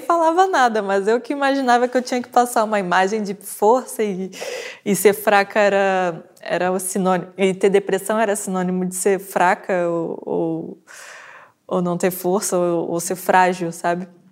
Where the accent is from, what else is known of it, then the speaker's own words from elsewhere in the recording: Brazil; moved away as an adult; now in Portugal; nasci no Brasil, vim para cá